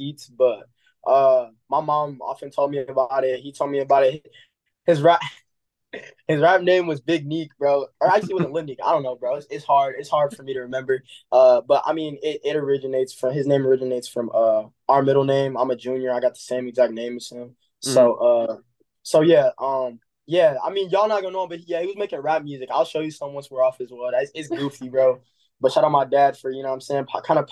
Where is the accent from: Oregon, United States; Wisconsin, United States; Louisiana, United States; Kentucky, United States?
Wisconsin, United States; Milwaukee; I'm from Milwaukee, Wisconsin